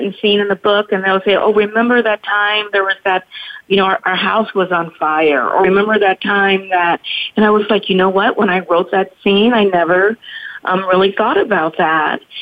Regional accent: Shreveport, Louisiana, United States; also born or lived in California; now in Modesto, United States; I grew up in Shreveport, Louisiana, and born in California

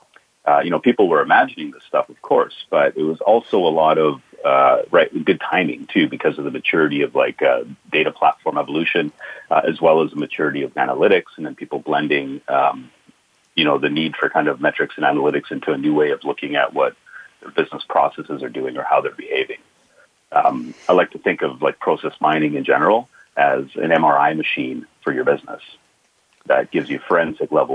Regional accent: Boston, Massachusetts, United States; I'm a Boston guy, so based out of Boston, Mass.

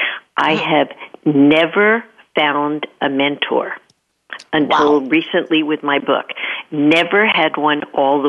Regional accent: New York, United States; moved away as an adult; now in California, United States; I was born in New York and actually got my master's at Queens College, so that and undergraduate at NYU, so that's New York, New York.

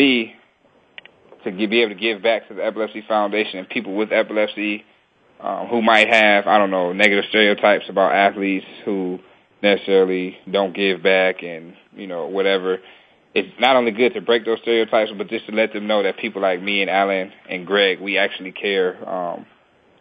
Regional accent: Detroit, Michigan, United States; also born or lived in Cincinnati; now in Philadelphia, United States; I grew up in Detroit

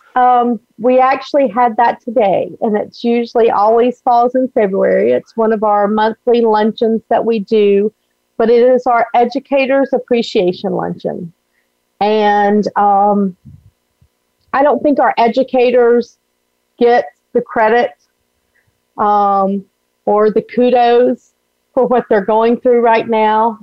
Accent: Alabama, United States; now in Florida, United States; I grew up in Alabama

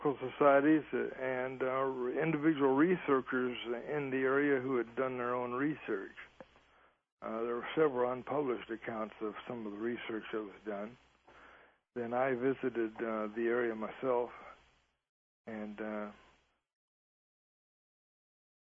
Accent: Midwest, United States; moved away; also born or lived in the South; I was born and raised in the Midwest, too, and moved to the South

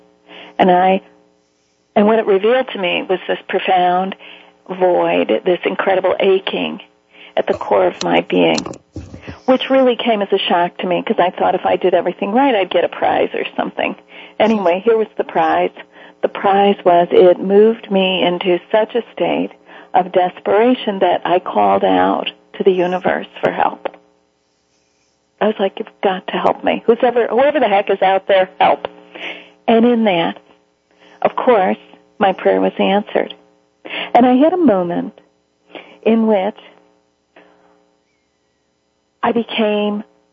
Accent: Chicago, Illinois, United States; I'm from Chicago

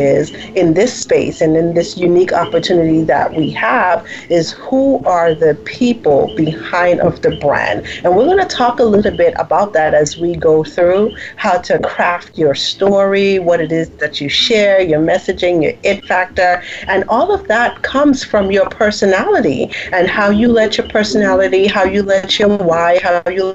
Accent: U.S. Virgin Islands; moved away as an adult; also born or lived in U.S. mainland; I'm from the Virgin Islands

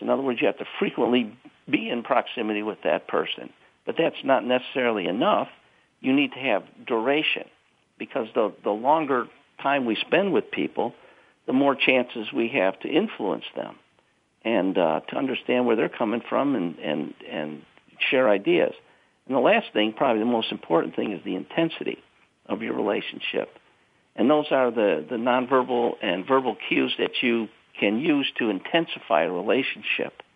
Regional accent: Chicago, Illinois, United States; I'm from South Side of Chicago

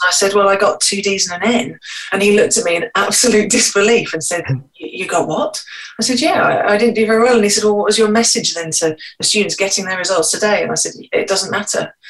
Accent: Scotland, United Kingdom; I was born in Scotland.

